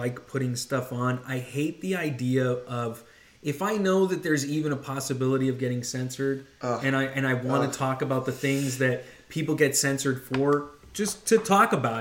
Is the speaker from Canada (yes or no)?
yes; Canada; I'm Canadian